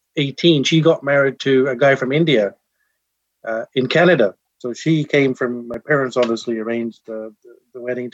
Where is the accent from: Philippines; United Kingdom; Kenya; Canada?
United Kingdom; England; Being born and raised in England